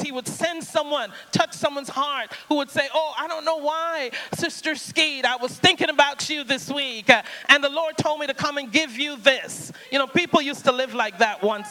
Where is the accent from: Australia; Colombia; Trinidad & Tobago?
Trinidad & Tobago; I grew up in the Caribbean, on the island of Trinidad.